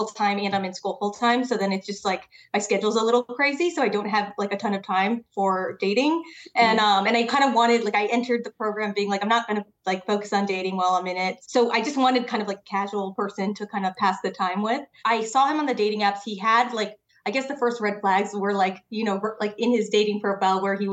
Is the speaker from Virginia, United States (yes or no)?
no; Connecticut, United States; now in New York City, United States; I'm from Connecticut. So like an hour outside the city